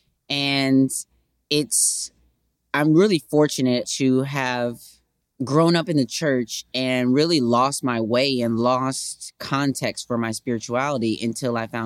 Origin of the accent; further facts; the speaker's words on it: Racine, Wisconsin, United States; I grew up in Racine, Wisconsin in the 80s